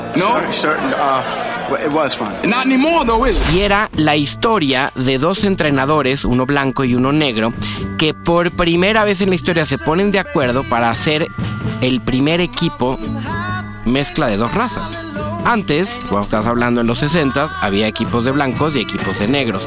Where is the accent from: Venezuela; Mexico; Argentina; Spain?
Mexico